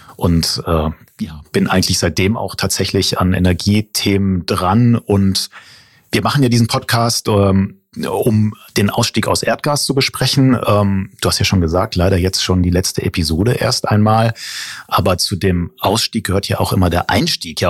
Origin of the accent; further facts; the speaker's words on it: North Rhine-Westphalia, Germany; ich bin nämlich groß geworden am Niederrhein